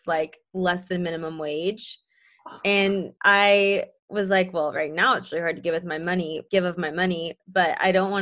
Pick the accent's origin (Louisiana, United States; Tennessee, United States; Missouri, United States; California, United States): Tennessee, United States; Nashville; also born or lived in Mississippi; I've lived in Nashville my whole life